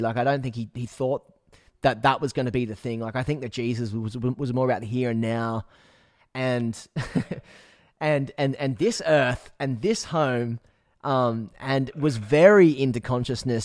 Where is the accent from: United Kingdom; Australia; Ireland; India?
Australia; Newcastle, New South Wales; now in Byron Bay, Australia; I grew up in Newcastle